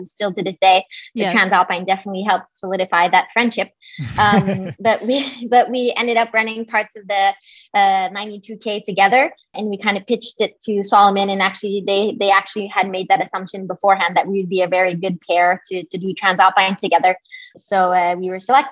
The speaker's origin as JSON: {"language": "English", "region": "Quebec", "country": "Canada", "also_born_or_lived": "California / Boulder, Colorado", "moved": "as an adult", "said": "I am originally from Quebec"}